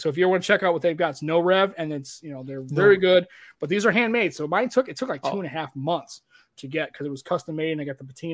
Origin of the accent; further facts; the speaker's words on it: United States; I was born here in the United States